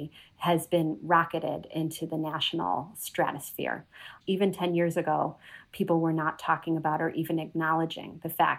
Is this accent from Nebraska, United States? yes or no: no; Chicago, Illinois, United States; moved away as an adult; also born or lived in London, United Kingdom / Georgia, United States; now in Atlanta, United States; we immigrated to Chicago, which is where I grew up